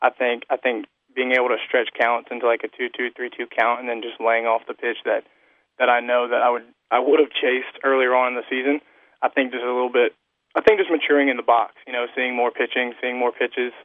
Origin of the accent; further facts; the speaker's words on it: Fairhope, Alabama, United States; I'm from Fairhope, Alabama